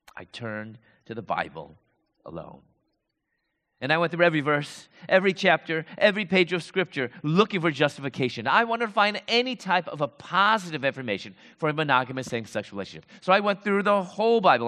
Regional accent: Chicago, Illinois, United States; moved away as an adult; also born or lived in Louisville, Kentucky; I'm from Chicago, I moved to Louisville, Kentucky

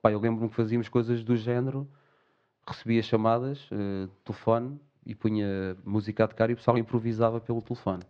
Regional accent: Portugal; nós, até como portugueses

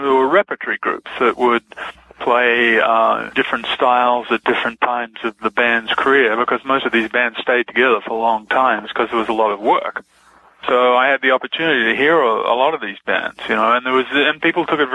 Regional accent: Melbourne, Victoria, Australia; I grew up in Melbourne, in Australia.

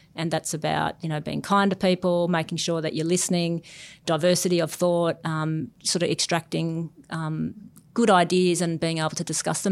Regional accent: Newcastle, New South Wales, Australia; also born or lived in Sydney; I grew up in Newcastle. I moved to Sydney

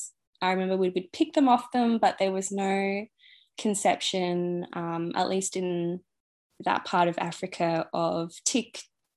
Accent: Singapore; born there; I was actually born in Singapore, and I moved around a lot.

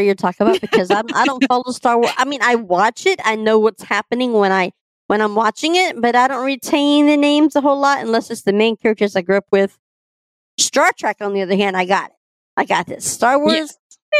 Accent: Texas, United States; I'm Texan.

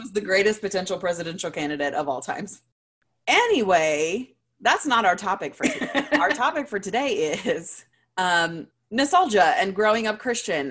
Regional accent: Louisiana, United States; I grew up in Louisiana

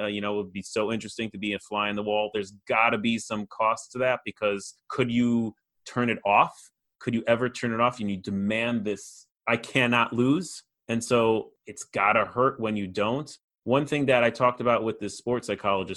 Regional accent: Chicago, Illinois, United States; I grew up in Chicago

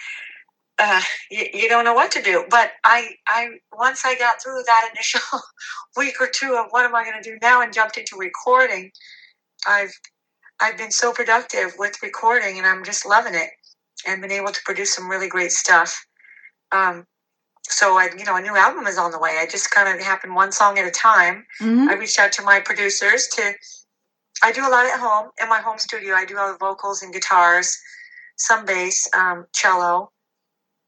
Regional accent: Long Beach, California, United States; now in Seal Beach, United States; born and raised in Long Beach

